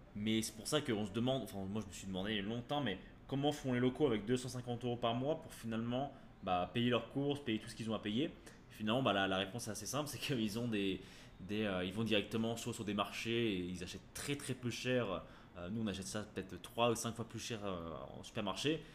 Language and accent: French; France; nous en tant que Français, qu'on on est habitué bah, voilà, à l'alimentation française